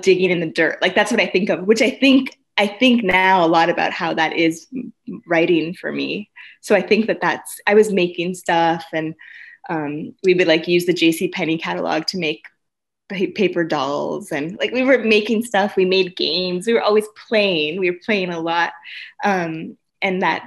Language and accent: English; Santa Ana, California, United States; also born or lived in Los Angeles; I grew up in Southern California